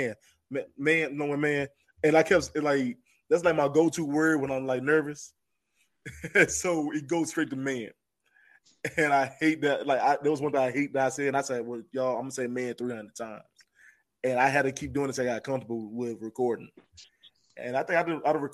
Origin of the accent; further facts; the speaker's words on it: North Carolina, United States; I didn't know I had an accent. I didn't know that. I know I'm from North Carolina, but I didn't know I sound like this right here when I first started. So it really was thick